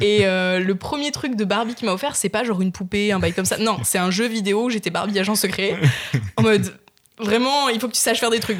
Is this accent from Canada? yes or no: no; Nice, Provence-Alpes-Côte d'Azur, France; je viens de Nice, donc t'as vu les ah racines